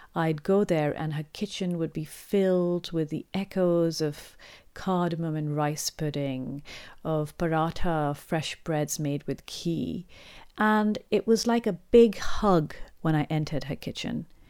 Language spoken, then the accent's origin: English; Pakistan; growing up in Pakistan